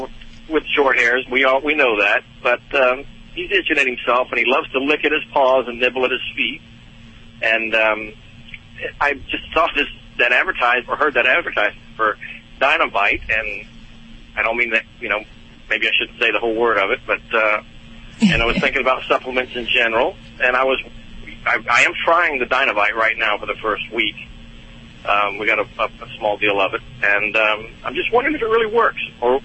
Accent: North Carolina, United States; Yeah, we're from North Carolina. We're on the way to Massachusetts.

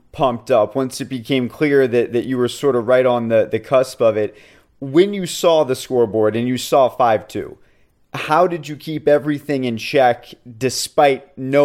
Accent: Atlanta, Georgia, United States; moved away as an adult; also born or lived in Gainesville, Florida; I'm from Atlanta and then went to UF

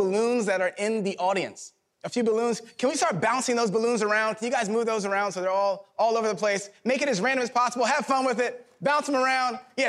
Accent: Philadelphia, Pennsylvania, United States; Now, I'm from Philadelphia, Pennsylvania.

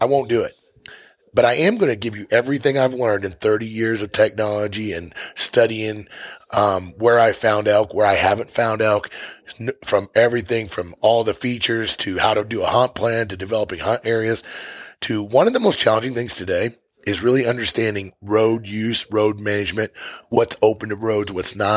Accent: Missouri, United States; moved away as an adult; now in Montana, United States; I'm from Missouri. I hunted elk out west for 25 years before I moved to Montana

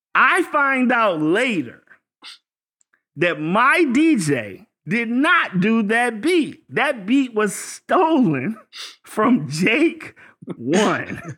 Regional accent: Virginia, United States; I'm from Virginia

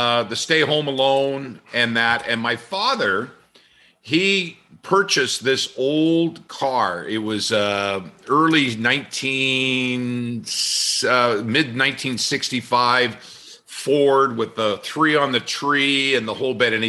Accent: Red Deer, Alberta, Canada; my hometown in Red Deer

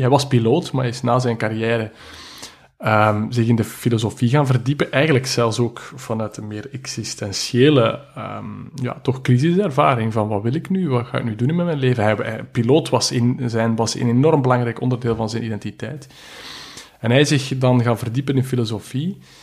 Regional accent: Belgium; ik ben een Belg

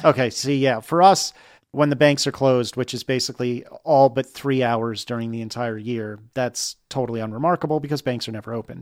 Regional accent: United States; now in Richmond, United States; as an American

